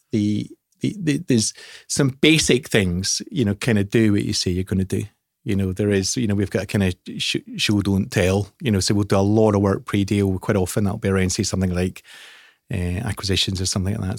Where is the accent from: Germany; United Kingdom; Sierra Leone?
United Kingdom; Scotland; I'm, I'm, I'm Scottish